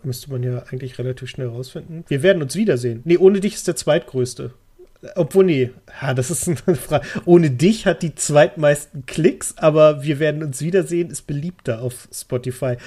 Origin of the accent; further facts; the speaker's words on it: Lower Saxony, Germany; das sage ich als Niedersachse